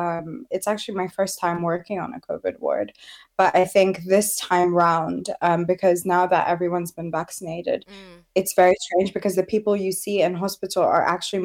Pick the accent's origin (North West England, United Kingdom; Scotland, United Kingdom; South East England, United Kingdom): South East England, United Kingdom; Southampton; now in Birmingham, United Kingdom; I chose Birmingham actually because I wanted to be in a more diverse area, because I came from Southampton, and I'm so happy here.